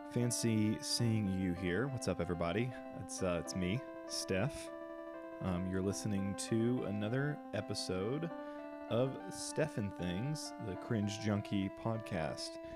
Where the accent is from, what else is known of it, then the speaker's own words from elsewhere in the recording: Cleveland, Tennessee, United States; also born or lived in South Carolina; I was born in South Carolina, grew up here with y'all in that, in the small town where you guys met, actually, Cleveland, Tennessee